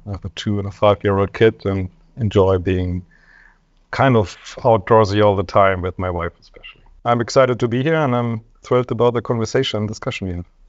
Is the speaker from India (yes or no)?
no; Germany; I'm from Germany